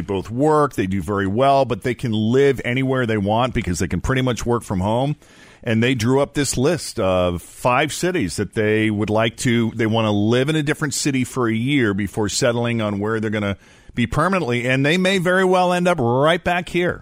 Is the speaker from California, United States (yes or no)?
no; Boston, Massachusetts, United States; moved away as an adult; also born or lived in New York City / West Coast / Florida / Portland, Maine; now in Cincinnati, United States; I was born and raised in the Boston area.